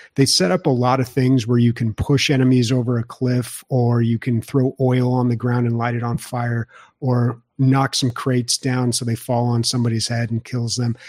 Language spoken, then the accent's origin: English; San Diego, California, United States; when you come from the best state and the best city in the U S